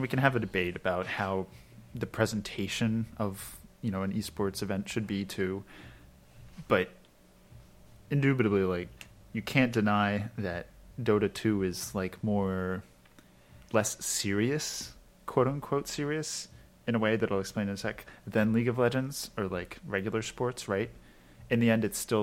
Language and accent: English; Maryland, United States; I'm from Maryland